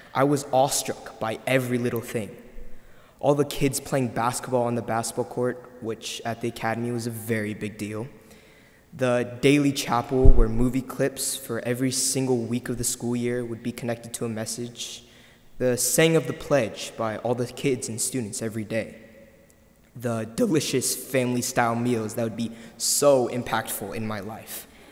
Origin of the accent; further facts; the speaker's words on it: San Antonio, Texas, United States; also born or lived in South Korea; I lived in San Antonio my entire life, yet I'm from Korea